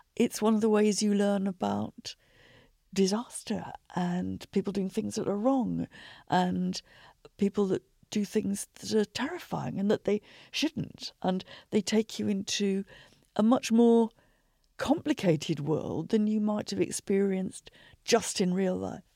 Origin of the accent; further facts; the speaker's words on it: Shropshire, West Midlands, United Kingdom; I was growing up in Shropshire